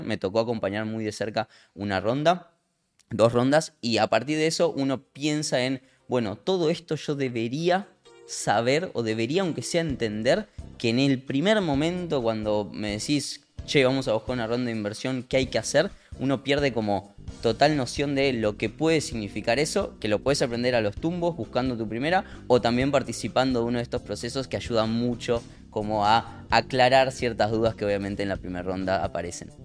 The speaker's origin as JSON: {"language": "Spanish", "town": "Lincoln", "region": "Buenos Aires Province", "country": "Argentina", "tie": "born or raised there", "moved": "as an adult", "lives_now": "Buenos Aires, Argentina", "said": "Arranqué vendiendo mesas en mi pueblo, en Lincoln"}